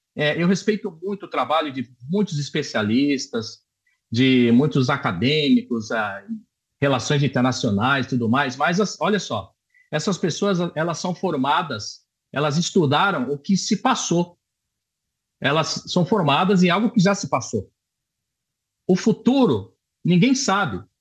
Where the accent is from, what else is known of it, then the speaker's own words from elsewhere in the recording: Brazil; now in Israel; sou brasileiro